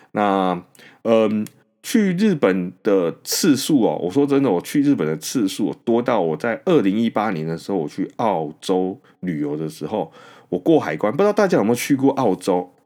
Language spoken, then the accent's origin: Chinese; Taoyuan, Taiwan; moved away as an adult; now in New Taipei, Taiwan; 我本身呢是桃园人， 虽然说，呃，我没有住在桃园，但是呢，我的老家其实距离那些本土案例的确诊者所出现的那些位置， 呃， 非常，非常的近